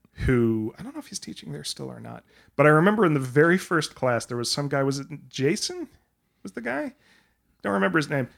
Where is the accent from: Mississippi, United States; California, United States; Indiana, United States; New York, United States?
New York, United States; I'm from New York